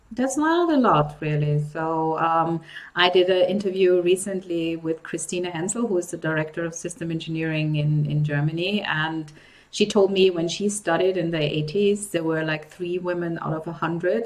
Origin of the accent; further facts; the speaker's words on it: Nigeria; I grew up in Africa as well. I grew up in Nigeria, which is actually right next to Cameroon.